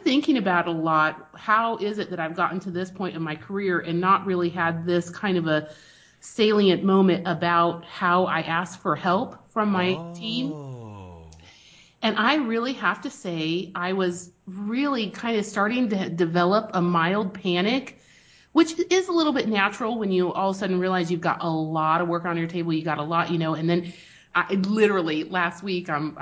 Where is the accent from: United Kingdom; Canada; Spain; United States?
Spain; moved away; We grew up in Spain